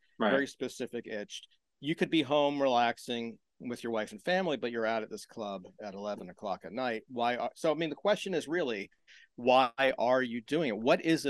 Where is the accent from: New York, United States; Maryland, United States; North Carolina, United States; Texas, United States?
Maryland, United States; I am from Maryland, south of Baltimore, near the Virginia line.